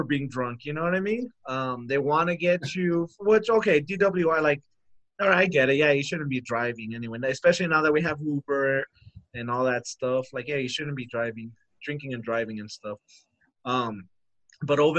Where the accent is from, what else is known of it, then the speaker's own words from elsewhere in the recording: United States; We're American